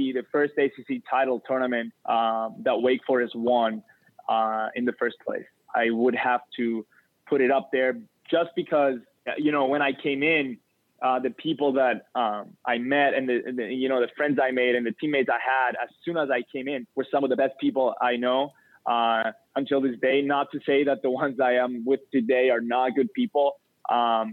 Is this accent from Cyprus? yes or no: yes; Cyprus; moved away as an adult; now in United States; when I'm traveling from Cyprus to the U.S.